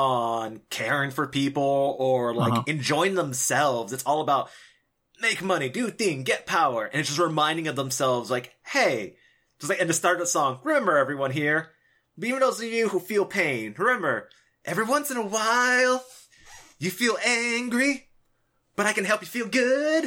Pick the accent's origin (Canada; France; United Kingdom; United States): United States; Los Angeles, California; I'm from LA. Mm-hmm. So growing up, I always remember, like, people, like, doing their own little raps